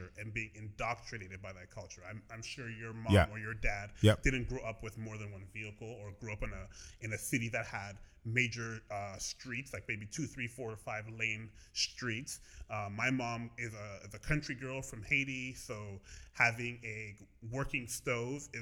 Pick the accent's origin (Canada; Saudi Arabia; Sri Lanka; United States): Canada; Brampton, Ontario; also born or lived in Edmonton, Alberta / Toronto; I grew up predominantly in Ontario